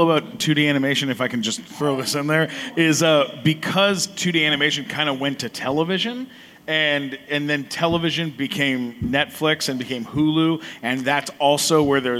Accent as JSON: {"language": "English", "town": "Eagle Rock", "region": "California", "country": "United States", "said": "I'm from Eagle Rock."}